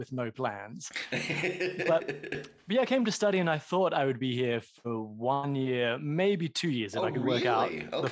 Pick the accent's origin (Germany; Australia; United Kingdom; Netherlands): Australia; moved away as an adult; now in New York, United States; I grew up in Australia, but I've been in New York for, 18 years now.